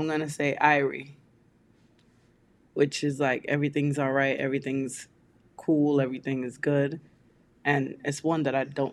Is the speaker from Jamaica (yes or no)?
yes; Kingston, Jamaica; moved away; also born or lived in New York; my hometown of Kingston, Jamaica.